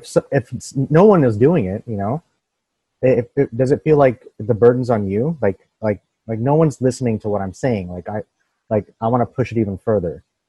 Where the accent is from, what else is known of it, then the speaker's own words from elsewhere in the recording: Louisville, Kentucky, United States; also born or lived in Bangladesh; now in Dallas, United States; I was born in Bangladesh. And then when I moved to this, I'm in Dallas, but when I moved to this place in Louisville, this was like super like white people, you know, like, and I was the only brown kid in school. And this was right after 9/11.